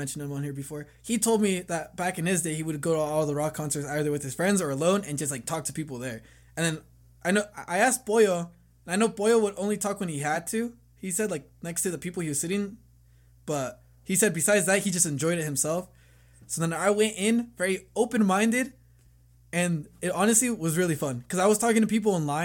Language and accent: English; Bay Area, California, United States; moved away; Bay Area.